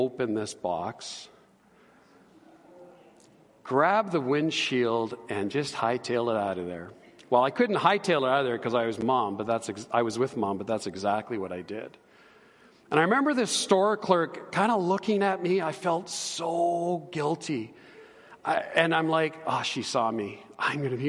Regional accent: Edmonton, Alberta, Canada; I've been born and raised in Edmonton.

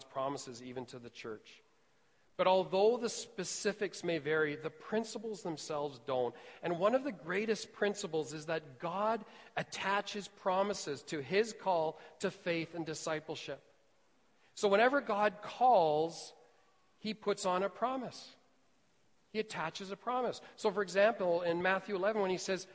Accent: Edmonton, Alberta, Canada; I was born and raised here in Edmonton. So this is my hometown.

